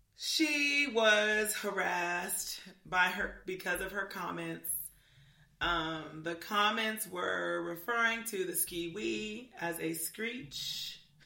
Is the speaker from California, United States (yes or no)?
yes; California, United States; moved away; I'm from California